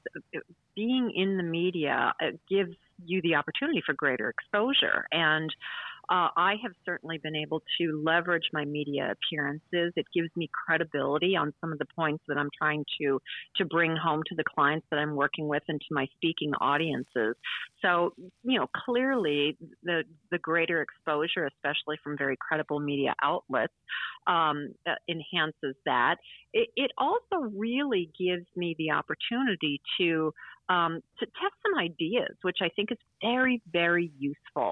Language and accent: English; Oconomowoc, Wisconsin, United States; accent: Wisconsin; moved away; also born or lived in New Zealand; my home state. And we won't even get into my hometown, which is Oconomowoc